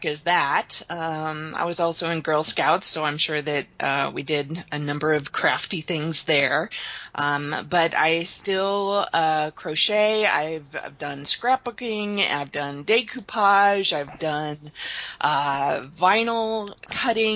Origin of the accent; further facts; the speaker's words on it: Kansas City, United States; In Kansas City. I've lived here since I was 3.